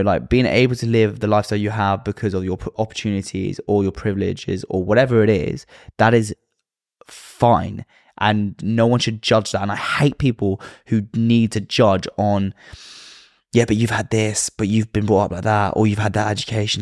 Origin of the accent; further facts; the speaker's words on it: London, United Kingdom; I was brought up in London.